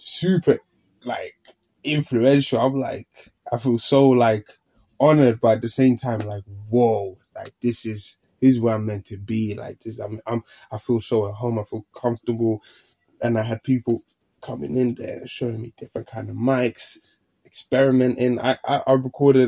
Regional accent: London, United Kingdom; moved away as an adult; now in Finland; I grew up here in London as well

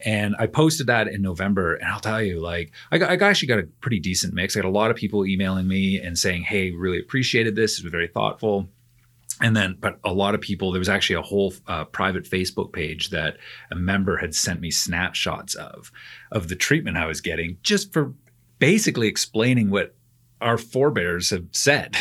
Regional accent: Canada; moved away; I'm a Canadian

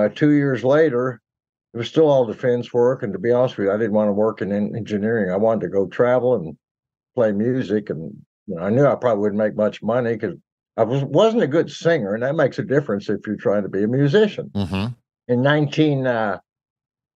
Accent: Fort Worth, Texas, United States; also born or lived in New Jersey / Houston / Austin; I basically grew up in Fort Worth, went to high school there, went to Texas Tech.

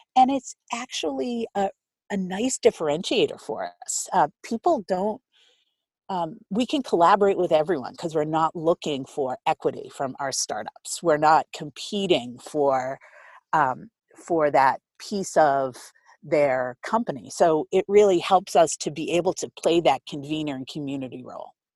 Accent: Boston, Massachusetts, United States; I grew up in Rosendale, Boston, born and bred

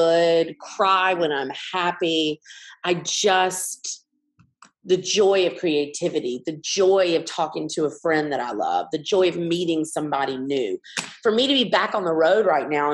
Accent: Montgomery, Alabama, United States; I grew up in Montgomery, Alabama

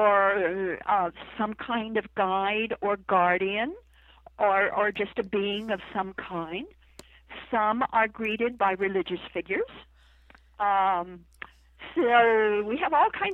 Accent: Idaho, United States; now in Charlottesville, United States; I come from Idaho

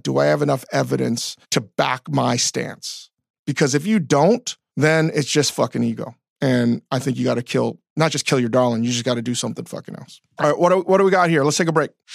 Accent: DC area, Northern Virginia, United States; growing up in Northern Virginia, D C area

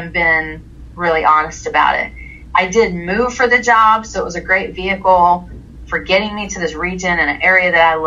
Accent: the South, United States; I was raised in the South

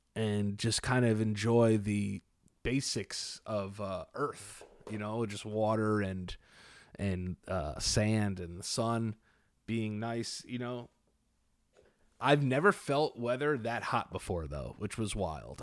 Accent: New York City, New York, United States; also born or lived in Fort Lauderdale, Florida; I'm from New York

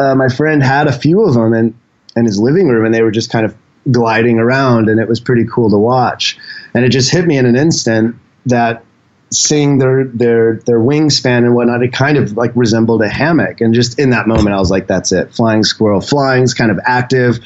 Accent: Indianapolis, Indiana, United States; moved away as an adult; also born or lived in Seattle, United States; now in Thailand; born and raised in Indianapolis, and was out in Seattle for about 6 years before I came to Thailand

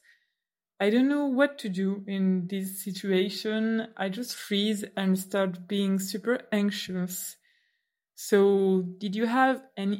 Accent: Brussels, Brussels-Capital Region, Belgium; accent: French; first language French; English is a second language; I listen to you from Brussels, Belgium. I usually speak French

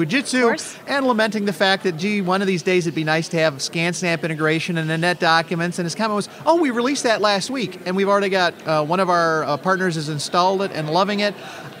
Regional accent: Rockford, Illinois, United States; in my hometown of Rockford, Illinois.

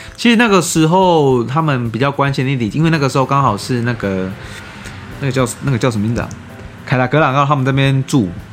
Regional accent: Taiwan; 我是台湾人

